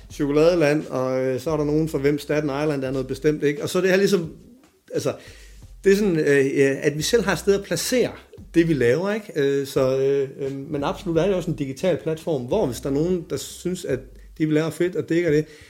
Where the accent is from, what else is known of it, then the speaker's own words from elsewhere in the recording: Silkeborg, Central Denmark Region, Denmark; min flok hjemme i Silkeborg